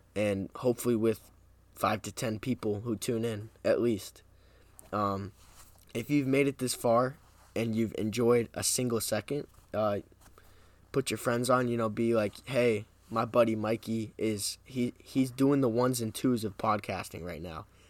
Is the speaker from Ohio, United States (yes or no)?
no; New Hampshire, United States; also born or lived in Massachusetts; But I will say I am from New Hampshire, so I'm in New Hampshire right now.